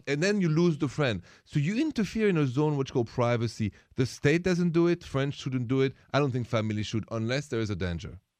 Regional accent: Paris, Île-de-France, France; English is a second language; moved away; I'm from Paris, France

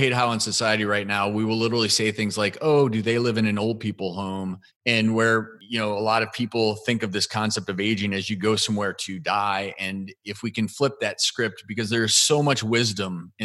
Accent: Midwest, United States; also born or lived in Boulder, Colorado / Los Angeles; now in Tennessee, United States; I grew up in the Midwest.

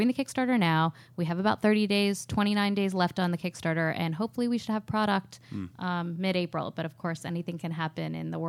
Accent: Pittsburgh, Pennsylvania, United States; also born or lived in New York / Los Angeles; No, I grew up in Pittsburgh, went to NYU for college, majored in finance and worked at hedge funds for about 6 years in New York and LA.

